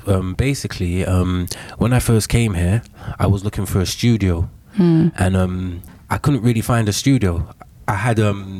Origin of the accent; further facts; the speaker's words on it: London, United Kingdom; moved away as an adult; now in Oslo, Norway; I said, I'm from the UK. So I'm from Ladbroke Grove.